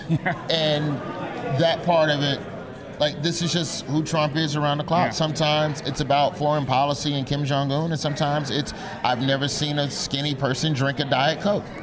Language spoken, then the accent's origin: English; Alabama, United States; moved away; Alabama, my home state.